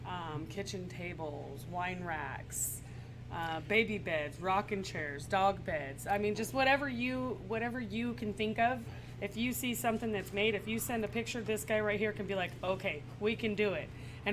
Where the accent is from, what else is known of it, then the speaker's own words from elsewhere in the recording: Prosser, Washington, United States; now in Benton City, United States; too, because I live here in Benton City, but we do a lot of stuff for Prosser